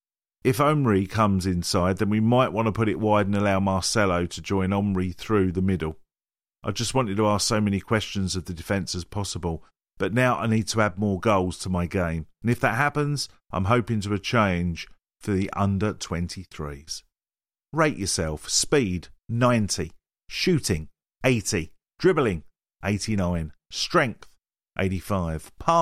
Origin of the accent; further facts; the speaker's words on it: Walthamstow, London, United Kingdom; I grew up in Walthamstow, so street football was a big part of my childhood too.